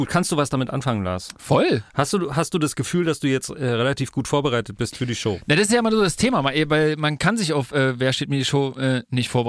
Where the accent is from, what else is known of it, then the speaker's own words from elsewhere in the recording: France; Ja, ich bin Franzose, ich eigentlich.